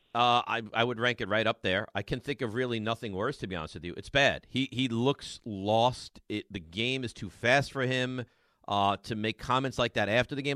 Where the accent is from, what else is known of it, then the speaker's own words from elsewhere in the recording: Roslyn, New York, United States; I'm from Roslyn